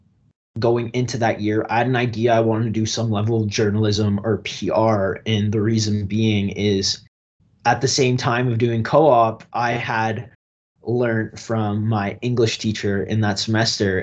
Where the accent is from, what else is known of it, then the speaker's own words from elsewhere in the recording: Strathroy, Ontario, Canada; Originally, I grew up in Strathroy, Ontario, a big blue-collar town just outside of London, southwestern Ontario.